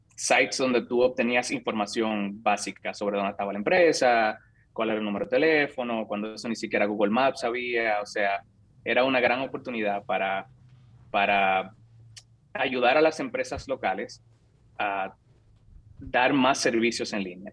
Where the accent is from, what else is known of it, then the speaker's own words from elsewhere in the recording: San Francisco de Macorís, Duarte, Dominican Republic; moved away as an adult; also born or lived in Santo Domingo, Dominican Republic; now in San Francisco, United States; Nací, crecí, me eduqué en República Dominicana. Soy de San Francisco de Macorís, ahí viví hasta los 18 años.